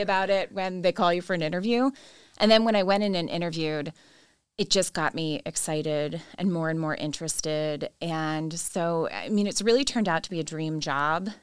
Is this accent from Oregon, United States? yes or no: no; Jersey Shore, New Jersey, United States; moved away as an adult; also born or lived in Washington, District of Columbia, United States; now in Baltimore, United States; I am not from Maryland. I am from the great state of New Jersey